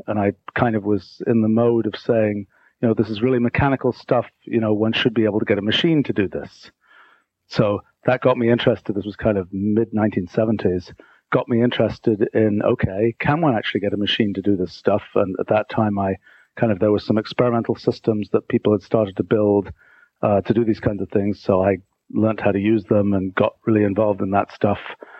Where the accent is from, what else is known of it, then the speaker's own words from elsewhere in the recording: England, United Kingdom; So, back in the day, so I grew up in England and I was sort of I got interested in science when I was really young.